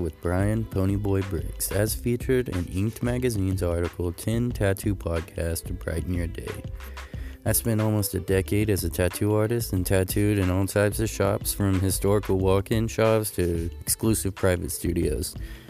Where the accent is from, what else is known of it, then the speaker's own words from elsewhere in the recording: Modesto, California, United States; moved away as an adult; now in Mount Pleasant, United States; I guest spot back in my hometown, Modesto, California.